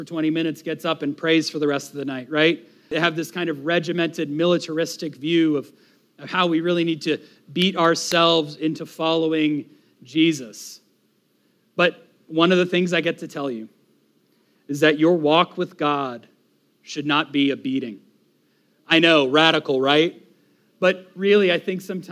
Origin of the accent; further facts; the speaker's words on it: Florida, United States; as an American, as a Floridian